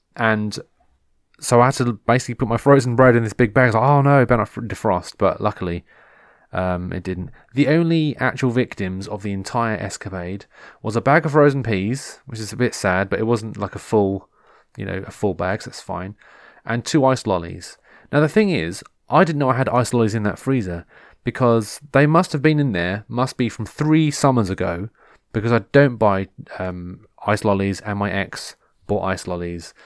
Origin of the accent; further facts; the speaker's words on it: England, United Kingdom; I'm English.